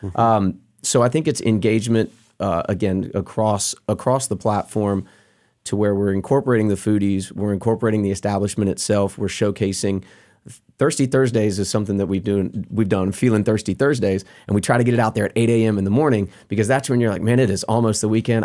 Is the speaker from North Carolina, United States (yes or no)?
yes; North Carolina, United States; we're all North Carolina guys